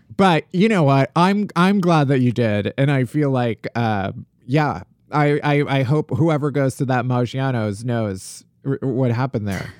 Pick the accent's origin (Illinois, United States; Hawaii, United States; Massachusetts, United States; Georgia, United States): Illinois, United States; Oak Lawn / Alsip, Chicago Southwest suburbs; also born or lived in Evanston, Illinois; I'm from, uh, the Southwest suburbs